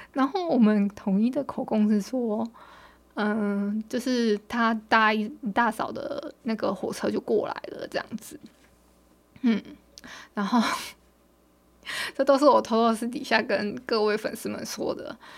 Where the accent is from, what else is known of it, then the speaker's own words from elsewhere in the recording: Hualien County, Taiwan; 我们今天我们花莲这边是大太阳的